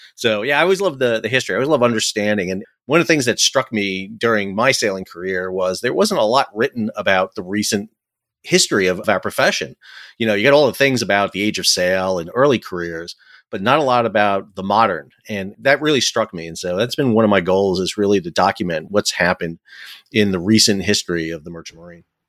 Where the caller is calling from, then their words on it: Fuquay-Varina, North Carolina, United States; I'm calling from home in beautiful Fuquay Verena, North Carolina, so just south of Raleigh.